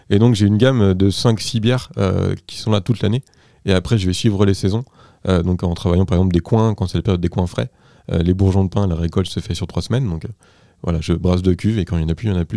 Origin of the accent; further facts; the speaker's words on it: Anjou, Pays de la Loire, France; Je suis engin natif d'Anjou, des bords de Loire.